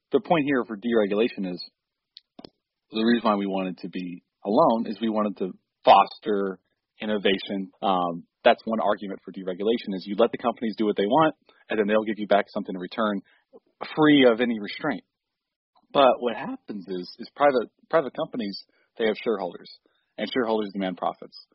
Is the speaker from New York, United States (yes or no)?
no; Texas, United States